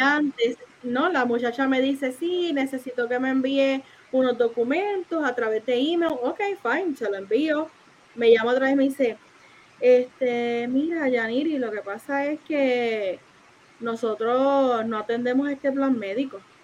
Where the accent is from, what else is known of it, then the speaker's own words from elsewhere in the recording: Isabela, Puerto Rico; yo soy de Isabel